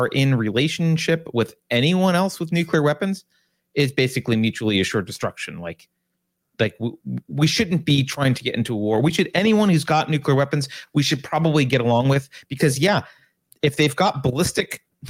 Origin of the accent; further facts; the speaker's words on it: United States; as an American